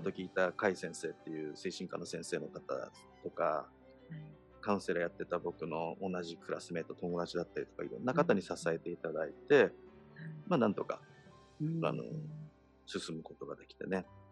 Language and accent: Japanese; Misato, Saitama, Japan; moved away as an adult; now in Hawaii, United States; 僕は埼玉県の三郷市っていうところ出身なんです